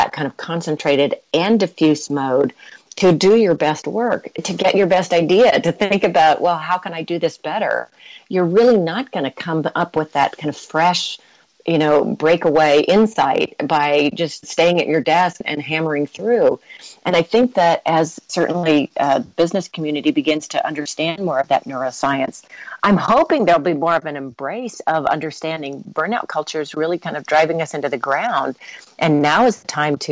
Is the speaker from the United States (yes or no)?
yes; United States; I am American